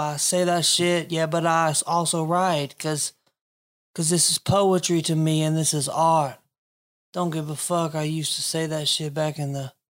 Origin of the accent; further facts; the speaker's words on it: the South, United States; I'm from the South. Yeah, I say y'all.